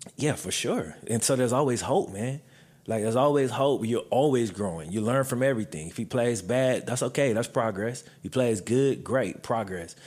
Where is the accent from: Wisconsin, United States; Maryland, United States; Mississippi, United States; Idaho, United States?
Mississippi, United States; moved away; I grew up in Mississippi